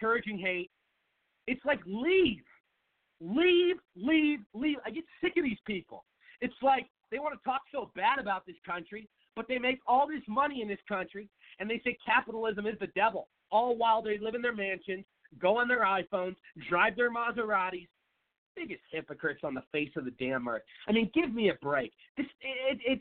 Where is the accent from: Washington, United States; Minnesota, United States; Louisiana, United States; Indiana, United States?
Washington, United States; Seattle; moved away as an adult; now in Phoenix, United States; I am from Seattle, Washington, live in Phoenix, Arizona, lived in Phoenix for about 7 years, grew up in Seattle